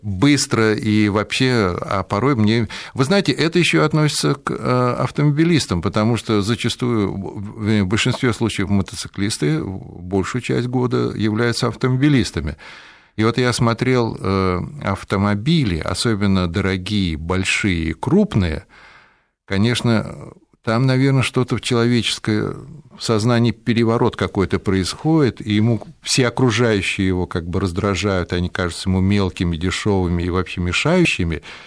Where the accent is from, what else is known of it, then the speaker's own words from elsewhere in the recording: Moscow, Russia; вырос в Москве